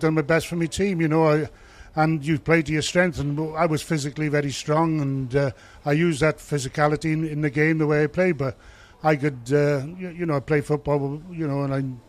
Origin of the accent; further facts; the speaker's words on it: Cardiff, Wales, United Kingdom; moved away as an adult; also born or lived in Halifax / Widnes; from growing up in Cardiff, starting in school with my Windsor Clive school, then joining the Cardiff Rugby Club